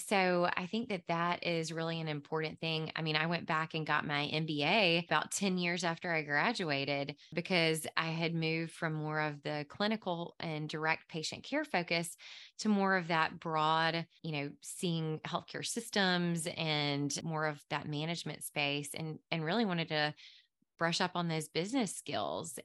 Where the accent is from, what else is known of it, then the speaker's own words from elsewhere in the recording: Mississippi Delta, United States; moved away as an adult; now in Nashville, United States; I grew up in the Mississippi Delta.